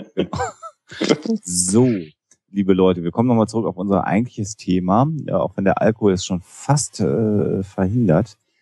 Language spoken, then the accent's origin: German; Germany; wir als Deutsche